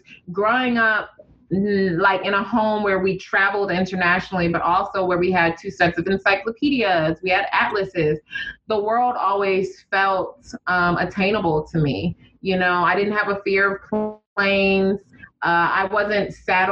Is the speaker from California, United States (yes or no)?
no; Detroit, Michigan, United States; born or raised there; moved away as an adult; also born or lived in New York